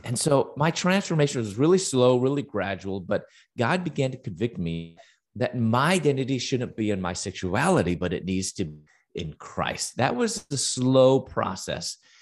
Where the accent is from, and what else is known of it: Chicago, Illinois, United States; moved away as an adult; also born or lived in Louisville, Kentucky